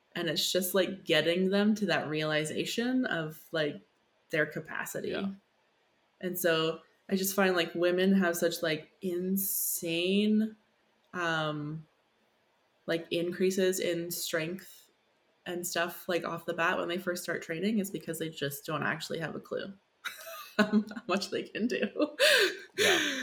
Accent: Saskatchewan, Canada; I'm from Saskatchewan

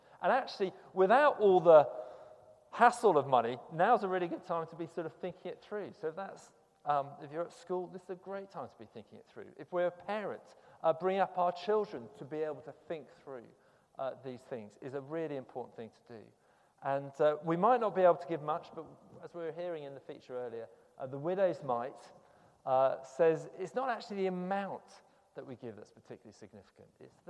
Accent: United Kingdom; there is a cultural thing about being British, I suppose, which you're not supposed to talk about money.

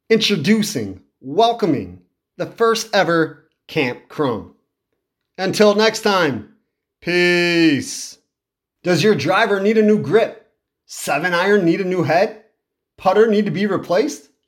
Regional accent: Mendota, United States; I moved here at a young enough age, and now that I'm old, yeah, I've been here most of my life, so we'll say I'm from Mendota.

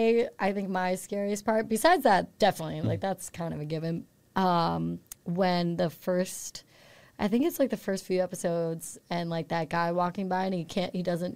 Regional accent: Saratoga Springs, New York, United States; moved away; I'm from upstate.

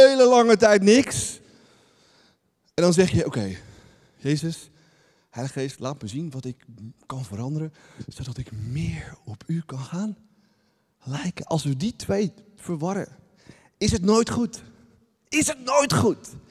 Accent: Netherlands; Wij zijn echte Nederlanders.

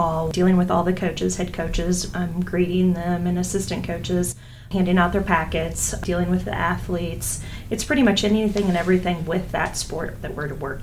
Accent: Jefferson City, Missouri, United States; now in Columbia, United States; My hometown is Jefferson City

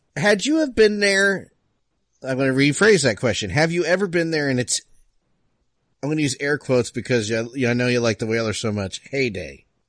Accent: New Jersey, United States; I grew up in Jersey

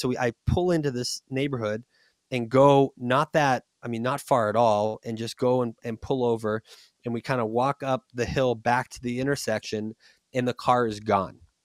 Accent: Boston, Massachusetts, United States; moved away; also born or lived in Texas; I'm from Boston

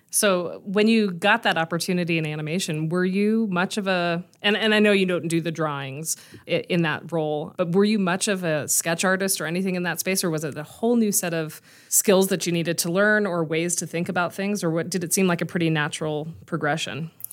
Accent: La Cañada Flintridge, California, United States; moved away as an adult; now in Denver, United States; I grew up right outside of Burbank in La Cañada, so the little town right between Glendale and Pasadena

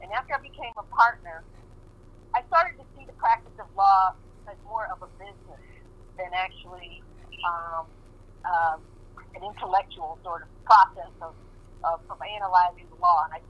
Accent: Kansas City, United States; Yes, I grew up here in Kansas City in the 1960s in the heat of the civil rights movement.

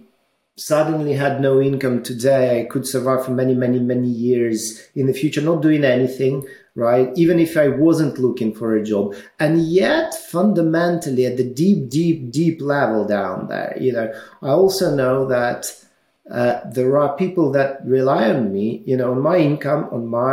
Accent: Ukraine; moved away as an adult; also born or lived in Russia; now in United Kingdom; I was born in Ukraine. I studied in Ukraine.

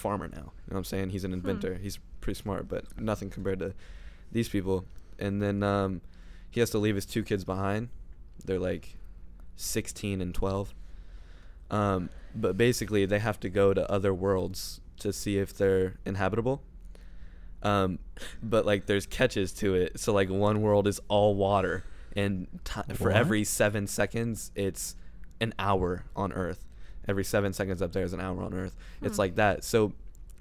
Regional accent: Hendricks, Indiana, United States; I was born in Hendrix.

